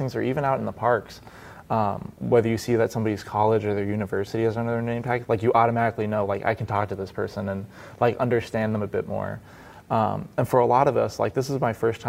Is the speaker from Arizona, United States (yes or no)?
yes; Phoenix, Arizona, United States; I'm from Phoenix, Arizona.